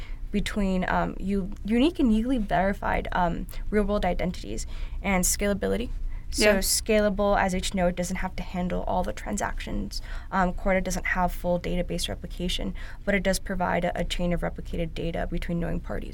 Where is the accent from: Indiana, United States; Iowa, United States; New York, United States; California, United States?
New York, United States; New York City; I'm actually a born and bred New Yorker.